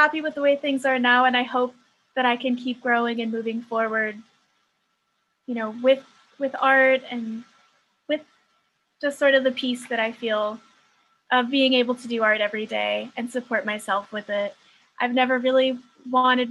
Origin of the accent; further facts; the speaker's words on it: Youngstown, Ohio, United States; I'm just from Youngstown, Ohio